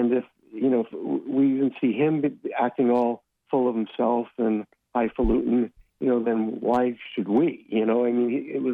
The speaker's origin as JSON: {"language": "English", "region": "New York", "country": "United States", "tie": "born or raised there", "moved": "yes", "said": "I went to a lot of those growing up in New York"}